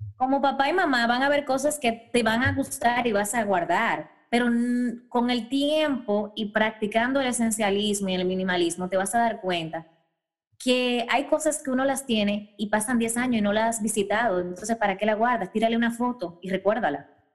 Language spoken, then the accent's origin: Spanish; Dominican Republic; moved away; yo me fui de mi casa, yo me mudé muy joven, que es raro en República Dominicana, yo me independicé a los 18 años